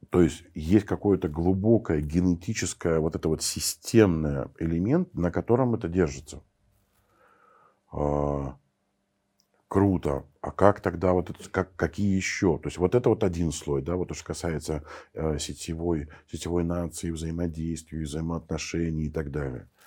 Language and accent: Russian; Armenia; я, я армянин, и я в армянской сети